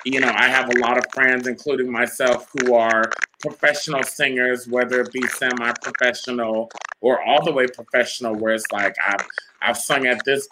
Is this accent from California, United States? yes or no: yes; Rancho Cucamonga, California, United States; I grew up in Rancho Cucamonga, California